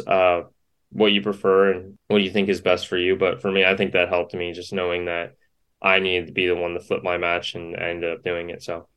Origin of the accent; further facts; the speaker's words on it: Yorba Linda, California, United States; now in Gainesville, United States; I grew up in Yorba Linda, California. So I was a Southern California kid